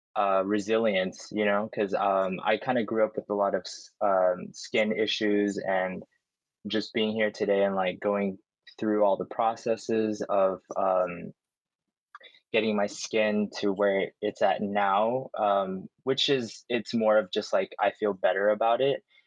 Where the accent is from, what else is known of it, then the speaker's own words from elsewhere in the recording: United States; growing up in America